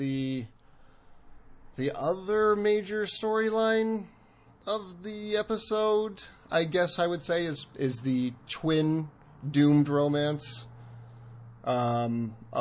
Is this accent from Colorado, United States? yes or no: yes; Colorado, United States; accent: Colorado; This is my strong... Colorado accent coming through